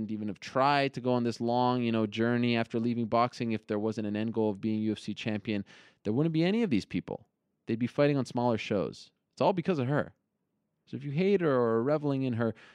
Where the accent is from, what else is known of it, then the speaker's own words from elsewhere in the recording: Montreal, Quebec, Canada; I'm from Montreal